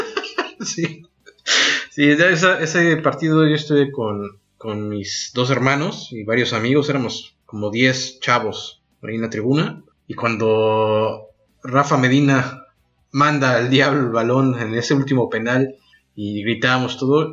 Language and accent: Spanish; Mexico; nosotros como mexicanos